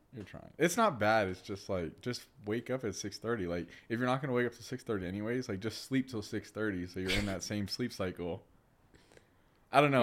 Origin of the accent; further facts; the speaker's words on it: Orlando, Florida, United States; moved away as an adult; also born or lived in Louisiana; now in Denver, United States; born and raised in Orlando, Florida, uh, specifically the Winter Park area